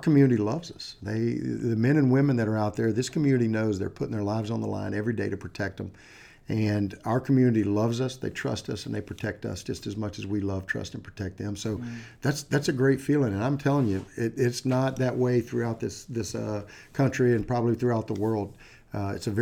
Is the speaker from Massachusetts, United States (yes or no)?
no; Green Cove Springs, Florida, United States; also born or lived in Titusville, Florida; I was born and raised in Florida. I was up near a little town called Green Cove Springs up near Jacksonville